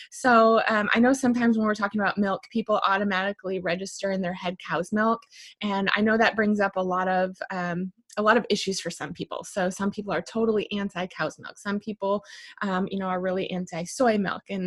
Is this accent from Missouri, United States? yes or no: no; Michigan, United States; now in Arroyo Grande, United States; I'm originally from Michigan